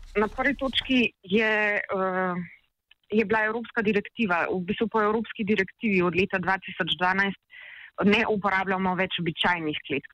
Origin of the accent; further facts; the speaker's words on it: Slovenia; Slovenci smo